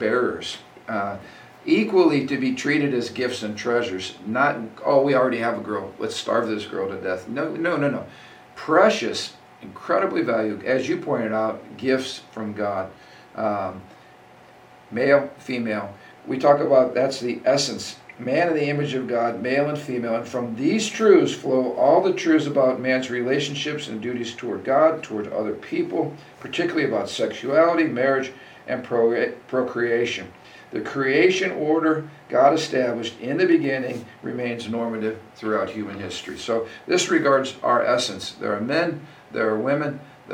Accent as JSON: {"language": "English", "country": "United States", "said": "the Judeo-Christian value that I've enjoyed as an American"}